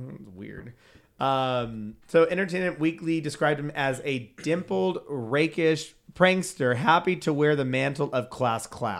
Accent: United Kingdom; Because we're British.

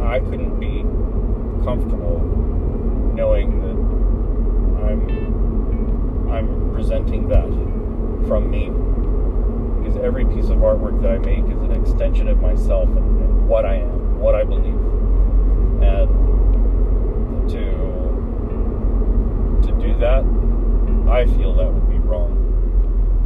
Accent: Central Texas, United States; moved away; I am Chicano. I am from Central Texas

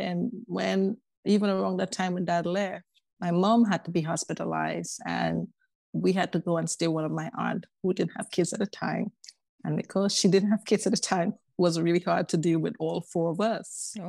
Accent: Tobago, Trinidad & Tobago; Well, you know, we Caribbean people, we have to talk about all the treats that go with the Caribbean, the beautiful beaches, the warmth of the island people and all that. For me, I was raised by a single mom.

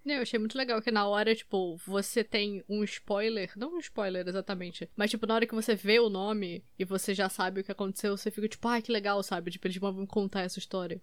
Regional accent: Três Rios, Rio de Janeiro, Brazil; born or raised there

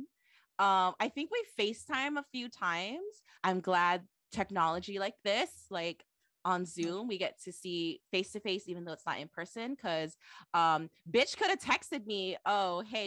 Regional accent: Waipahu, Hawaii, United States; now in Hilo, United States; I say I'm from Waipahu

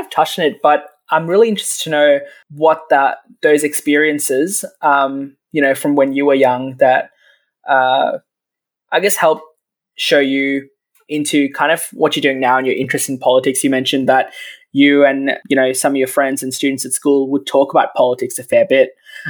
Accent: Abu Dhabi, United Arab Emirates; Because I grew up in Abu Dhabi, so I was learning Arabic as well naturally at the schools.

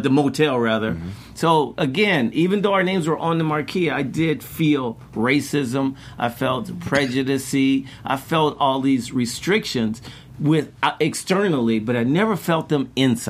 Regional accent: Chicago, Illinois, United States; growing up in Chicago.

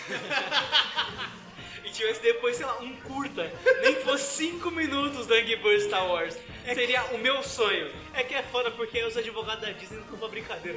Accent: Paulista, São Paulo, Brazil; a gente é paulista

